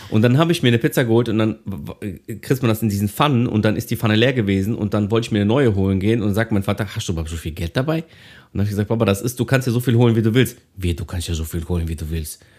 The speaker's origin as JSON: {"language": "German", "town": "Thessaloniki", "region": "Central Macedonia", "country": "Greece", "said": "Wir haben in Griechenland mal unsere Wohnung ähm, äh, renoviert in Thessaloniki. Da komme komm ich ja her aus Griechenland."}